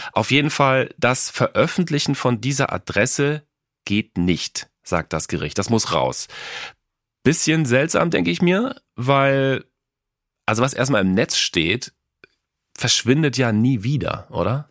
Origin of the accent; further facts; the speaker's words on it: Cologne, North Rhine-Westphalia, Germany; Ich komme ja aus Köln